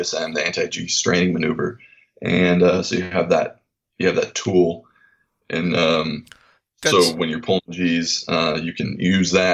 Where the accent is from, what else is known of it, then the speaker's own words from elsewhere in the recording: Seattle, Washington, United States; moved away as an adult; growing up in Seattle, right underneath the flight path for, you know, the aircraft